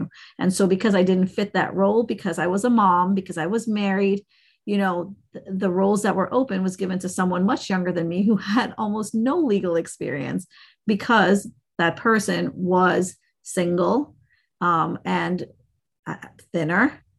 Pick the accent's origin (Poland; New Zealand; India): India; I'm an Indian, right? I'm from South Asia.